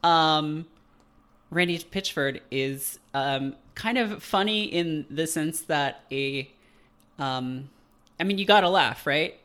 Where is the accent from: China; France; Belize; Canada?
Canada; born or raised there